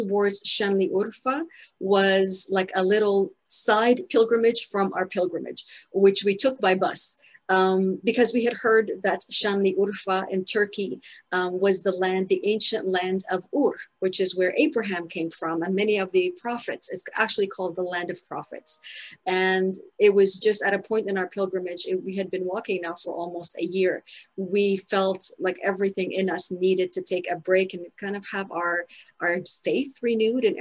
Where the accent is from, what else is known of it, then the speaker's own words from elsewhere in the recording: Ottawa, Ontario, Canada; moved away as an adult; also born or lived in Spain; now we've come back to live in my hometown, which is Ottawa